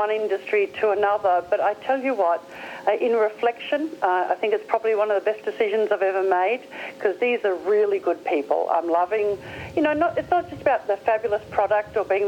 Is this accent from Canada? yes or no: no; Australia; accent: Australian; I'm an Aussie